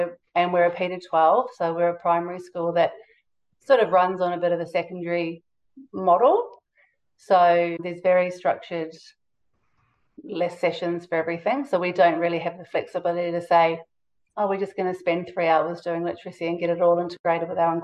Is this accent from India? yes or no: no; New Zealand; now in Australia; I'm from New Zealand